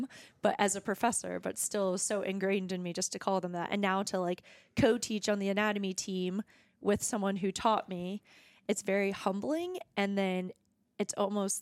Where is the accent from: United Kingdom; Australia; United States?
United States; Virginia; also born or lived in Norfolk, Virginia Beach, Chesapeake area / Lexington, Kentucky; I grew up in Virginia, went to college in Virginia for both undergrad and PT school